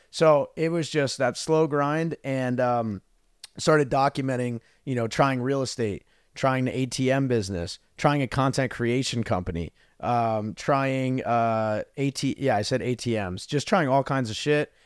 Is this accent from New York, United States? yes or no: no; New Jersey, United States; moved away as an adult; also born or lived in Arizona; I grew up in New Jersey, super cold